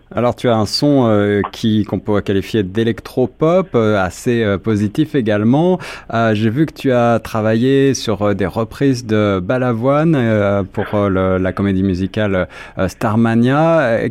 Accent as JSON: {"language": "French", "town": "Toronto", "region": "Ontario", "country": "Canada", "said": "chez nous à Toronto et puis au Québec"}